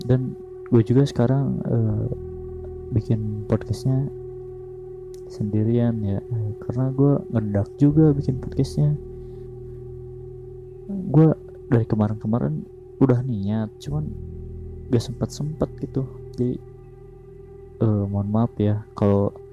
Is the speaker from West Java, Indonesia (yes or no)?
yes; West Java, Indonesia; first language Sundanese; Indonesian is a second language; gue kan emang asli Sunda jadi suka ada yang susah gitu ngucapinnya umpamainnya dari bahasa Sunda ke Indo